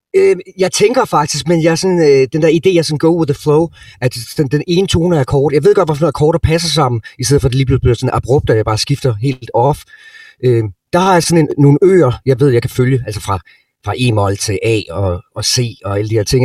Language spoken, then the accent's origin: Danish; Sønderborg, Southern Denmark, Denmark; moved away as an adult; also born or lived in Los Angeles, United States; now in Copenhagen, Denmark; Sønderborg, hvor jeg er fra, som er syd øh, Jylland, Sønderjylland